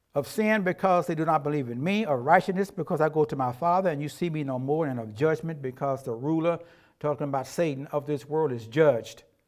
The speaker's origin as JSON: {"language": "English", "country": "United States", "said": "because we are Americans"}